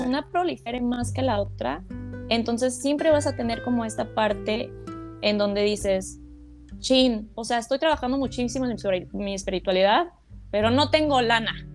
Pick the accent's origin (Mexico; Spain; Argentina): Mexico; moved away as an adult; also born or lived in United States; yo nací en México, no tenía yo documentos eh, legales en Estados Unidos